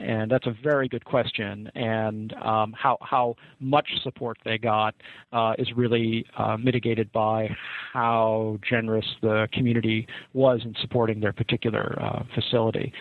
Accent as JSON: {"language": "English", "town": "Rochester", "region": "New York", "country": "United States", "tie": "born or raised there", "said": "I grew up in Rochester"}